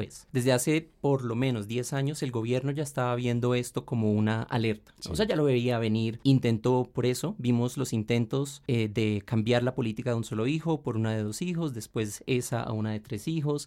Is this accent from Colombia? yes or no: yes; Colombia; tenemos una mentalidad acá en Colombia